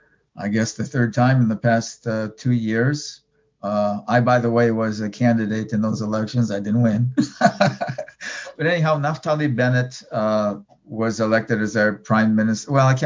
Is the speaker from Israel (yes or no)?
yes; Israel